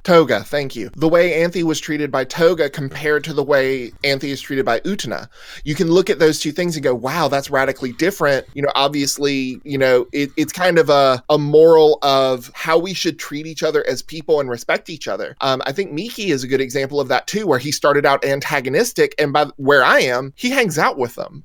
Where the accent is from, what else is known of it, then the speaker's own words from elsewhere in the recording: the South, United States; accent: southern; moved away; I'm from the South, so you know there's a certain southernness um, to the way we were raised, and the uh, you know our our accents